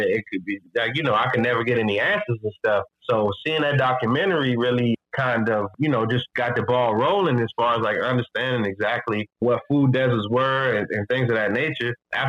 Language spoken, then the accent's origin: English; Fredericksburg, Virginia, United States; born there; I was born in Fredericksburg, Virginia, which is, again, another suburb. Well, it's become a suburb of Washington, D.C., but I was born in Fredericksburg, Virginia.